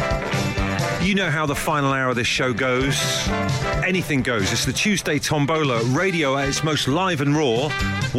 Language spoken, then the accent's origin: English; Brixham, South West England, United Kingdom; I'm from Brixham, Torquay way